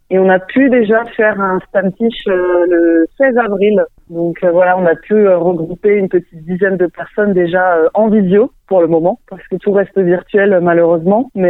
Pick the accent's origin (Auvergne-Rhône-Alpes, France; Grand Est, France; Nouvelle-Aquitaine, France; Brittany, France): Grand Est, France; Alsace; moved away as an adult; now in Vancouver, Canada